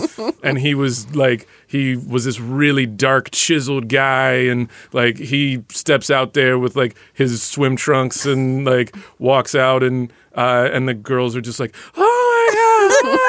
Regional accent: Dallas, Texas, United States; I grew up in Dallas, and so there's a Dallas Jack and Jill chapter

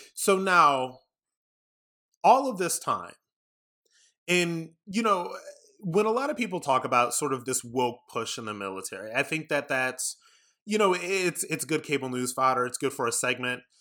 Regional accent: Ohio, United States; I'm from Ohio like J D Vance

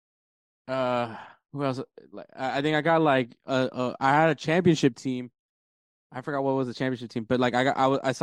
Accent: Houston, Texas, United States; obviously we're from Houston

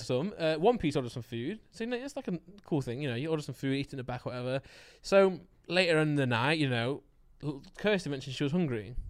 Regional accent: United Kingdom; I'm British

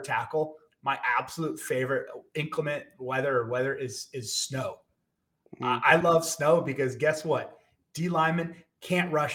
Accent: Texas, United States; I grew up in Texas

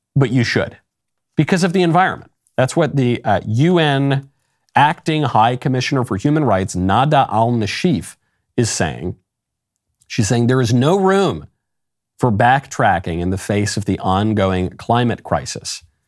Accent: New York, United States; I grew up in New York

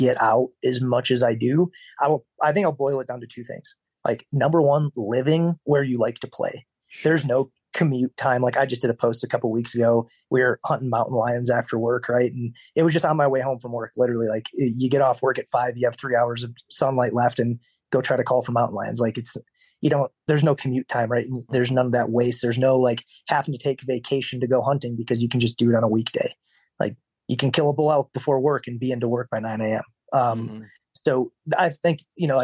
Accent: Wisconsin, United States; moved away as an adult; also born or lived in Nebraska; where I grew up in Wisconsin

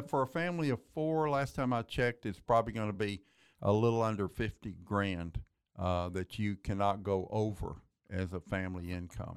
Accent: Waco, Texas, United States; also born or lived in Kaufman, Texas; born and raised in Waco

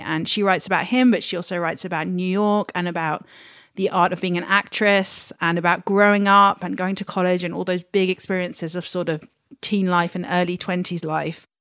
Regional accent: United Kingdom; moved away as an adult; also born or lived in Washington DC; now in London, United Kingdom; being a Brit who's worked in an American bookshop

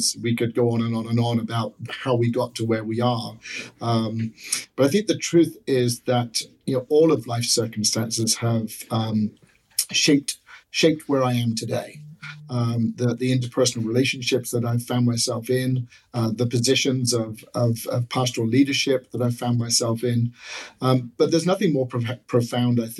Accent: England, United Kingdom; moved away; Grew up in England, as you can probably tell from my accent

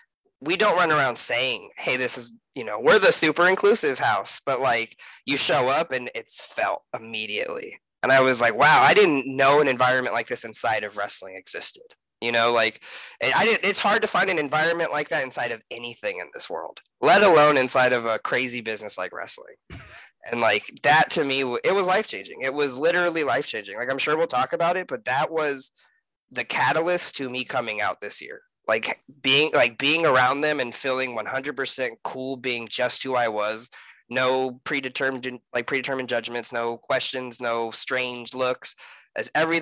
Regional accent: California, United States; moved away; I come from California

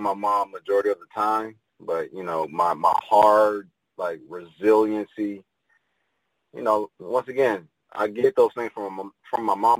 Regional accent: Pontiac, Michigan, United States; I'm originally from Michigan, from a small town called Pontiac, about 30, 45 minutes from Detroit.

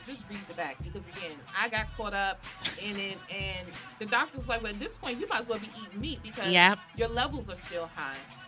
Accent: Washington, District of Columbia, United States; They know I'm from Southeast

